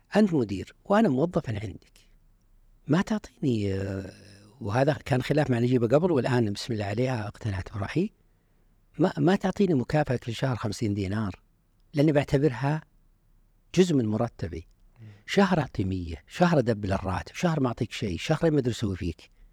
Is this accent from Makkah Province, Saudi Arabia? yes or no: no; Unaizah, Al-Qassim, Saudi Arabia; moved away as an adult; also born or lived in Riyadh; من عنيزة